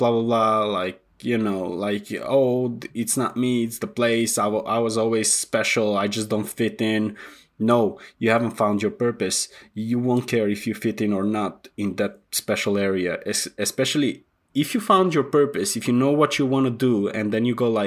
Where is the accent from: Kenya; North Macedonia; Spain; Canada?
North Macedonia; moved away as an adult; also born or lived in England; I was born in Macedonia.